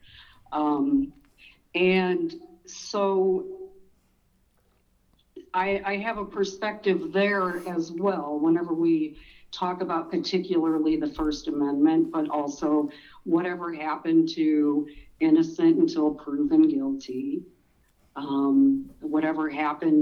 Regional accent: Chicagoland, Northwest Indiana, United States; I grew up in Northwest Indiana in Chicagoland

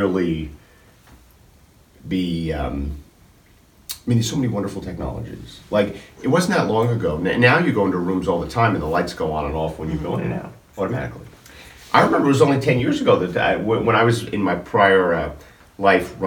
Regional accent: New Jersey, United States; I grew up in a blue-collar family, in a two-family house in a blue-collar neighborhood in North Jersey

